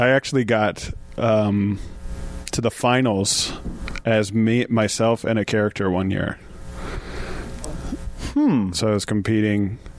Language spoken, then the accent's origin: English; Detroit, Michigan, United States; I like Detroit. I was born in Detroit.